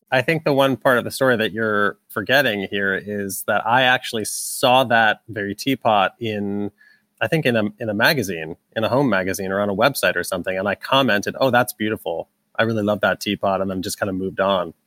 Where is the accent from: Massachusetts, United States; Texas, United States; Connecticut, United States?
Massachusetts, United States; moved away as an adult; also born or lived in New York; now in Brooklyn, United States; we're both from Massachusetts, but we consider ourselves New Yorkers, having been here ten plus years